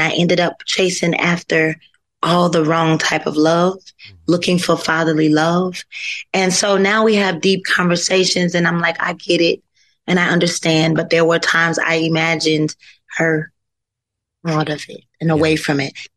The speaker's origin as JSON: {"language": "English", "region": "North Carolina", "country": "United States", "said": "I'm from North Carolina"}